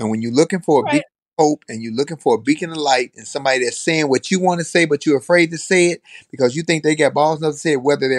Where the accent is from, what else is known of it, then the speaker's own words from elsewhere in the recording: Chicago, Illinois, United States; I'm from Chicago